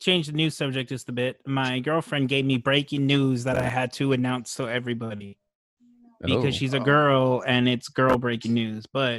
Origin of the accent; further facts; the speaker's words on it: United States; We're American, guys.